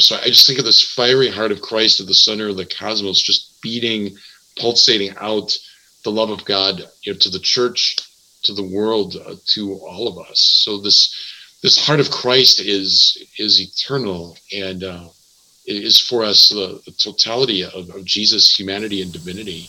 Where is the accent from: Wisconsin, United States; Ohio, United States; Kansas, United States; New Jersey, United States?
Wisconsin, United States; Milwaukee; now in Madison, United States; I'm from Milwaukee.